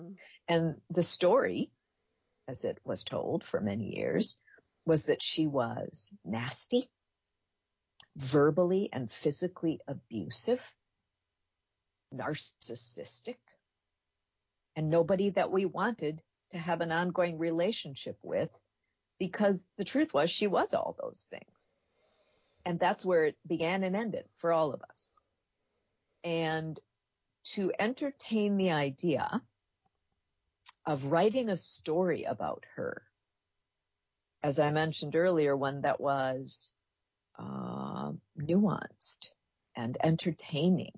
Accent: Minneapolis, Minnesota, United States; I was raised in the Twin Cities

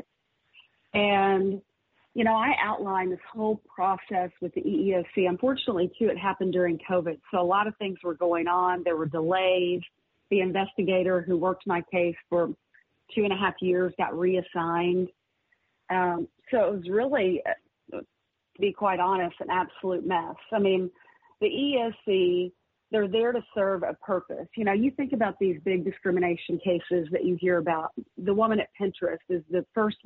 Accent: Fayetteville, Arkansas, United States; It was in my hometown.

